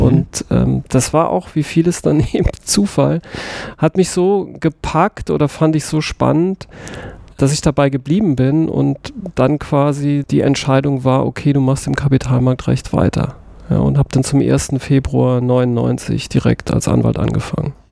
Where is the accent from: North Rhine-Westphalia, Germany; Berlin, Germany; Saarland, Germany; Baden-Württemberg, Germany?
Saarland, Germany; Saarbrücken; ich bin im Saarland geboren, in Saarbrücken. Ich bin auch wirklich, wie einige wissen, stolz darauf